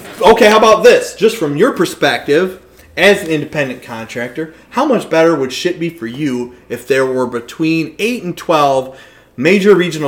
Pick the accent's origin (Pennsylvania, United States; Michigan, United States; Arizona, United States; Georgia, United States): Michigan, United States; Port Huron; my hometown of Port Huron